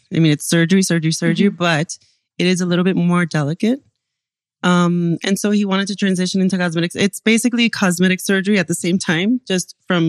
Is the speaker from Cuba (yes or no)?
yes; Cuba; born there; also born or lived in Panama / Venezuela; I was born in Cuba and my parents are doctors since Cuba. We moved a lot. We went from Cuba to Panama to Venezuela to here.